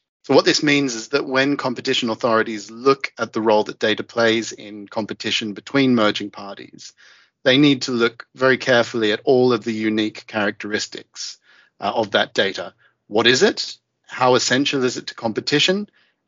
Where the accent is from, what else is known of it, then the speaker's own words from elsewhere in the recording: Australia; moved away; as an Australian